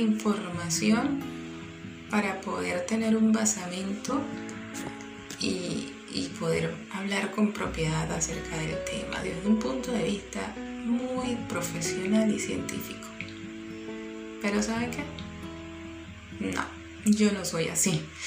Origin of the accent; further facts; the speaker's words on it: Bolívar, Venezuela; mi amado estado Bolívar de donde soy nativa